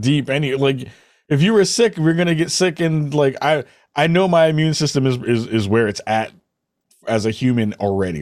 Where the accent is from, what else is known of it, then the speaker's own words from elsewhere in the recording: New York City, New York, United States; I'm from the Bronx.